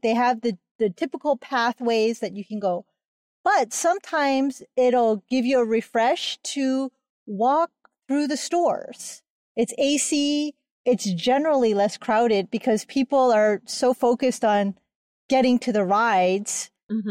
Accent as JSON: {"language": "English", "region": "Hawaii", "country": "United States", "said": "I am from Hawaii"}